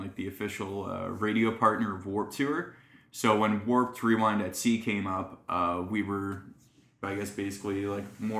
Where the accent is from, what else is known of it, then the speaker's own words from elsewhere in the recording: Alliston, Ontario, Canada; also born or lived in St. Catharines; I grew up in Alliston, which is about like an hour north of here